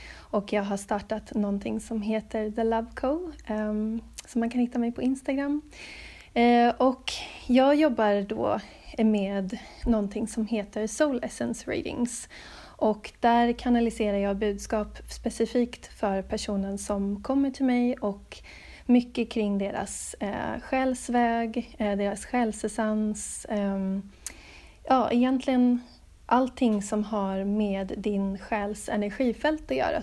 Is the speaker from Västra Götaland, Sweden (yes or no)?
no; Stockholm, Stockholm County, Sweden; moved away as an adult; also born or lived in Gothenburg; now in Adelaide, Australia; jag är född i Göteborg, ehm, växte upp till stor del i Stockholm